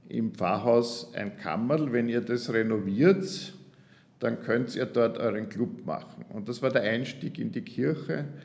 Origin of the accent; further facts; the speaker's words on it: Graz, Styria, Austria; gebürtiger Grazer und das war ein Versuch nach dem Theologiestudium und nach der ersten Gemeindeerfahrung wieder nach Graz zu kommen.